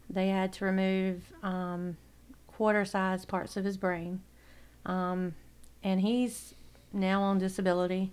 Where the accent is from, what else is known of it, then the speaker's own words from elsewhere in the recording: Coward, South Carolina, United States; I grew up in Coward, South Carolina.